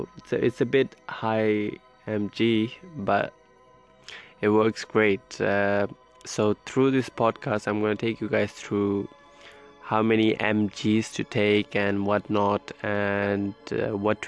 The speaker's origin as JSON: {"language": "English", "region": "London", "country": "United Kingdom", "said": "I'm from United Kingdom, more specifically London"}